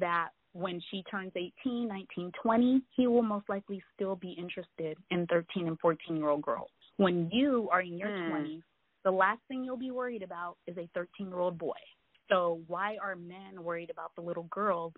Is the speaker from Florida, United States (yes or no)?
no; Seaside, California, United States; I grew up in Seaside, California.